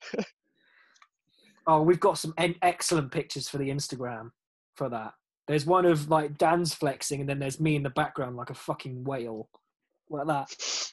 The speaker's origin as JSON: {"language": "English", "region": "England", "country": "United Kingdom", "moved": "yes", "lives_now": "Germany", "said": "Being English in Germany"}